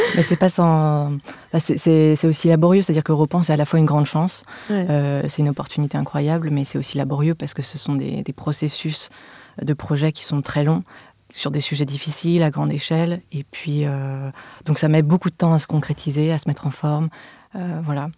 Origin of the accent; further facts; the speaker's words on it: Lyon, Auvergne-Rhône-Alpes, France; je suis née et j'ai grandi à Lyon